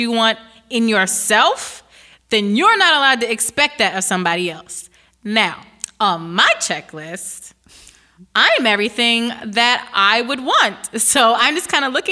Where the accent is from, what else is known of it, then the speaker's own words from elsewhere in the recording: Voorhees, New Jersey, United States; also born or lived in Winslow, New Jersey; I'm from Voorhees and Winslow. I'm the suburban